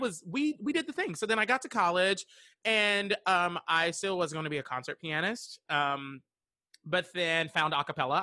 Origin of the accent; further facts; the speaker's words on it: Western North Carolina, United States; I'm from, uh, Western North Carolina